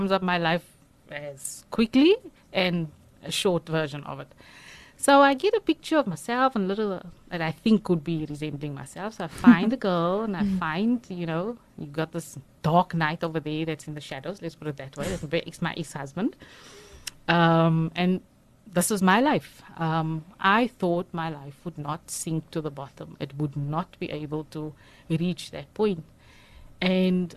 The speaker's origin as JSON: {"language": "English", "town": "Johannesburg", "region": "Gauteng", "country": "South Africa", "tie": "born or raised there", "moved": "as an adult", "lives_now": "Cape Town, South Africa", "said": "I grew up in Johannesburg. I'm an only child. My mother raised me alone. So I grew up in Johannesburg"}